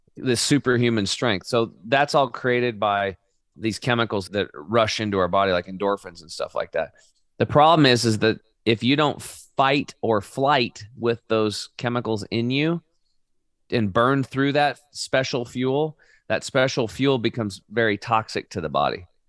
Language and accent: English; Oregon, United States; I grew up in Oregon on a small cattle and hay farm